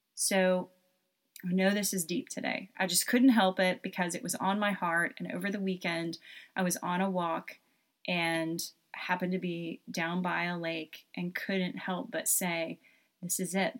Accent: Knoxville, Tennessee, United States; I'm originally from Knoxville, Tennessee, spent a lot of time in Pigeon Forge and Gatlinburg when I was a child

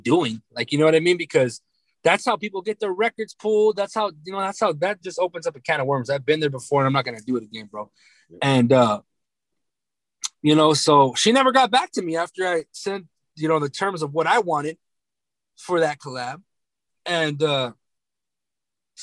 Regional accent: California, United States; We're both from Cali

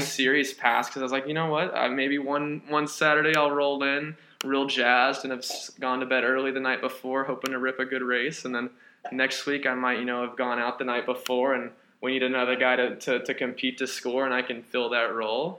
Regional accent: Owensboro, Kentucky, United States; moved away; I originally hail from Owensboro, Kentucky. Uh, small town, I guess you'd call it

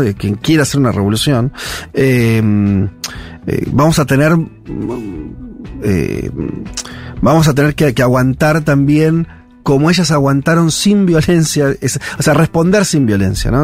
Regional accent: Argentina; como, como argentinos

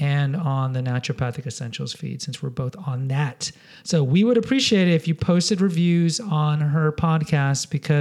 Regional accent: Houston, Texas, United States; now in San Antonio, United States; I grew up in Houston

